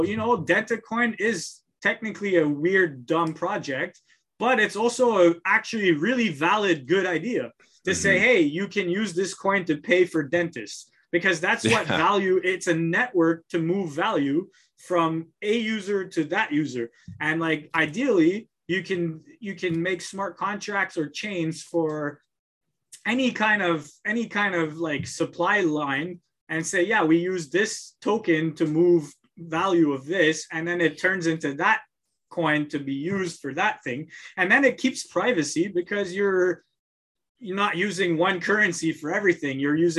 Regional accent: Montreal, Quebec, Canada; moved away; I come from Montreal.

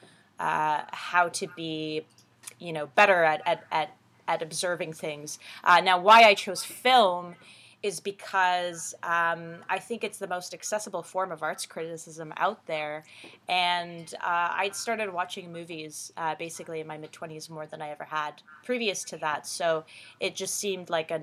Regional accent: Ottawa, Ontario, Canada; also born or lived in Iran; I covered theater in my hometown, in Ottawa, Canada, for a few years.

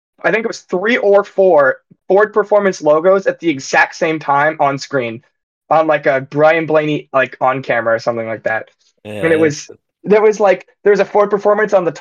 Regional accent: Canada; As a Canadian

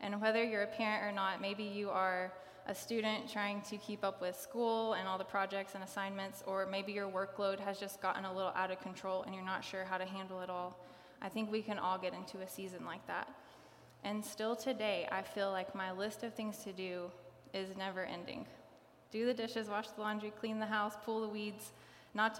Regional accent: Kingsport, Tennessee, United States; I grew up around here. I grew up in Kingsport

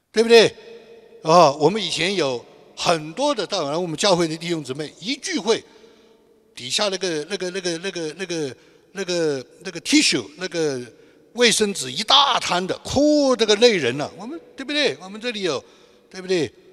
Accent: China; moved away; 我们大陆人

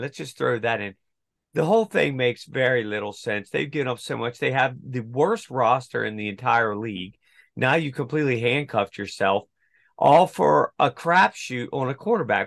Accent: United States; I'm actually an American

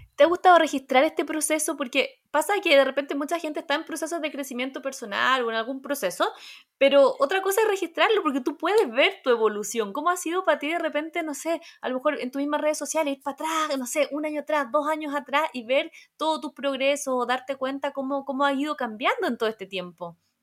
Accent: Rengo, O'Higgins, Chile; soy de Rengo, así que ahí la sexta región presente.

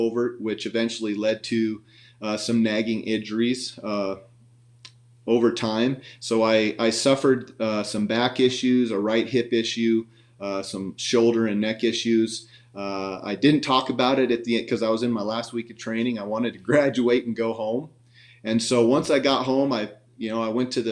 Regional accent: Montana, United States; now in Spanish Fork, United States; I grew up in Montana. I was a country boy, grew up on a farm

